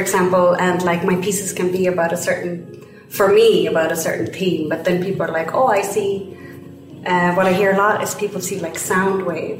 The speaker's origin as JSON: {"language": "English", "country": "Sweden", "moved": "yes", "said": "I am from Sweden"}